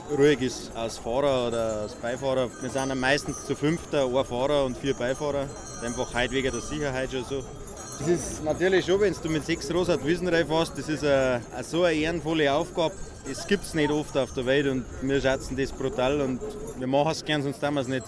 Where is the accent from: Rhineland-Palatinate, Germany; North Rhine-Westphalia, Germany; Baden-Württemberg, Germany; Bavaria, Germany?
Bavaria, Germany; Munich; Ja, selbstverständlich, wir sind ein Münchner. Ist doch ganz klar, dass wir jedes Jahr hergehen.